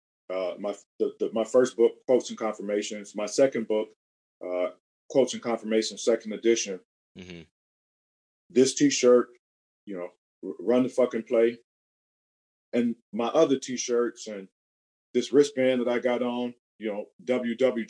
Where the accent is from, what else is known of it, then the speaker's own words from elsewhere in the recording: Cleveland, Ohio, United States; Born and raised in Cleveland, Ohio